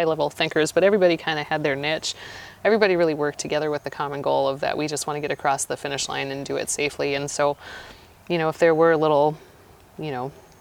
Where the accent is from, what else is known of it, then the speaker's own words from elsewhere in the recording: Montana, United States; moved away; I'm from Montana